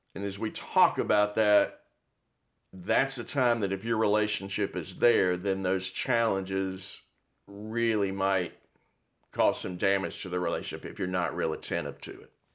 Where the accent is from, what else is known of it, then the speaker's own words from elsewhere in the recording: Miami, Florida, United States; I grew up in Miami, and I remember we'd have hurricanes